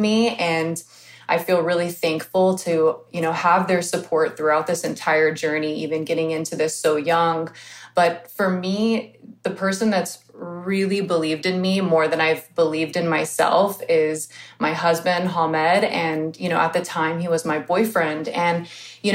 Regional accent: Houston, Texas, United States; there was no makeup schools where I grew up in Houston, Texas

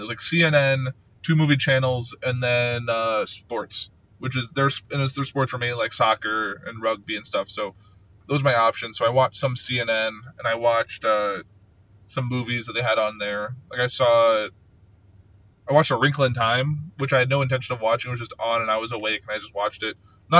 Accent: United States; being an American in a foreign country.

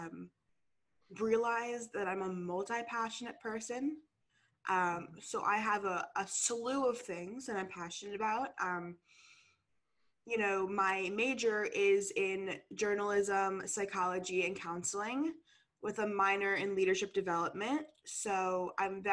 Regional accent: New York, United States; moved away as an adult; now in San Diego, United States; I'm originally from New York and I go to school in San Diego

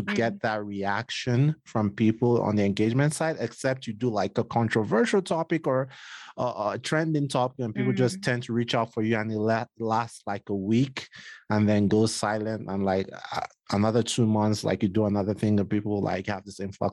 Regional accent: Nigeria; I'm Nigerian

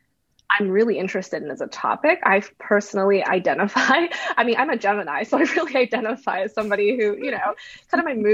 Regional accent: United States; I'm Chinese American, it makes so much sense to kind of draw on my lineage.

